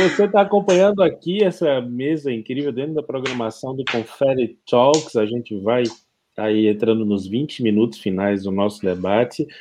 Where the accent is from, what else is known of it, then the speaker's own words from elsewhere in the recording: Bahia, Brazil; also born or lived in Pará; now in Pernambuco, Brazil; Eu, como baiano